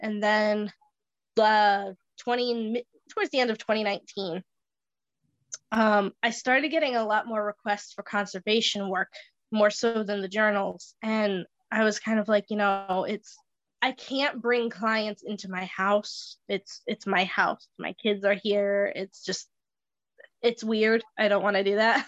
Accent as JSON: {"language": "English", "town": "Bristol", "region": "Rhode Island", "country": "United States", "tie": "born or raised there", "said": "I was um, born and raised in downtown Bristol"}